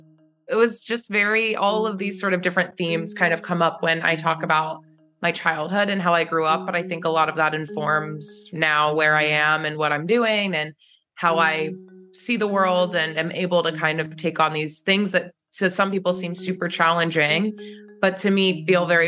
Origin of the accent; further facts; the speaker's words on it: Charleston, West Virginia, United States; now in Los Angeles, United States; I grew up in Charleston, West Virginia, which is Appalachia to a T.